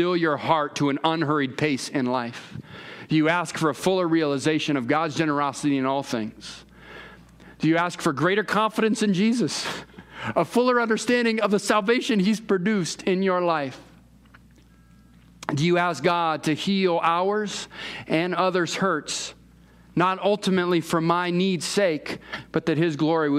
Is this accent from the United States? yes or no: yes; California, United States; I'm from California